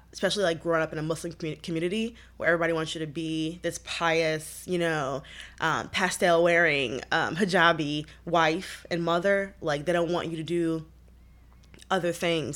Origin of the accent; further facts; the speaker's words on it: Detroit, Michigan, United States; I grew up in Detroit, born and raised